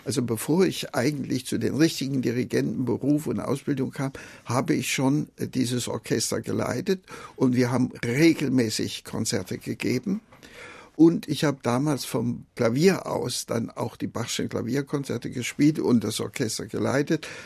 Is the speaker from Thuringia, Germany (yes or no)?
yes; Jena, Thuringia, Germany; also born or lived in Gera; ich bin im kleinen Dorf bei Gera geboren, aber das war dann, weil mein Vater zu Zeiss eine Anstellung bekam, sind wir nach Jena gezogen und dann habe ich also in Jena dann auch mhm. meine Schulzeit gehabt.